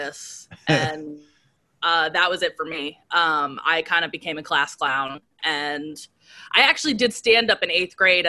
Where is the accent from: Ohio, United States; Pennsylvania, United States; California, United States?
Pennsylvania, United States; Mayfield; I grew up in Mayfield.